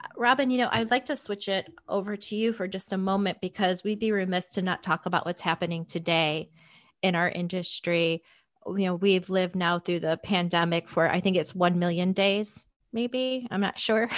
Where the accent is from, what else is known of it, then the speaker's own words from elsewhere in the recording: Illinois, United States; it's a blizzard right now in my hometown